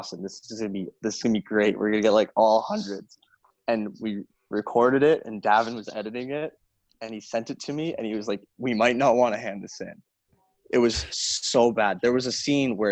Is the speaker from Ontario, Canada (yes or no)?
no; Fort Saskatchewan, Alberta, Canada; We didn't know we were both from Fort Sask.